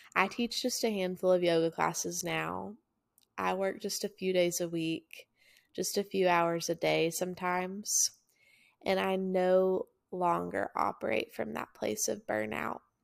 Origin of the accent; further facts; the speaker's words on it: Chattanooga, Tennessee, United States; also born or lived in Murfreesboro, Tennessee; My hometown's Chattanooga, Tennessee